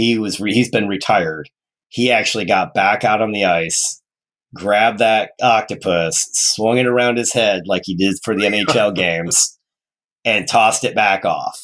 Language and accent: English; Detroit, Michigan, United States; born there; So I was born in Detroit.